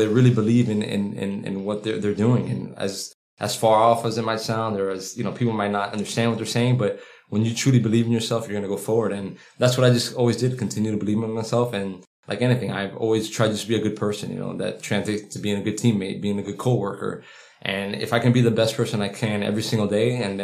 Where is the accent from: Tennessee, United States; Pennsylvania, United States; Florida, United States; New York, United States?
Florida, United States; Miami; growing up in Miami, it's a fast pace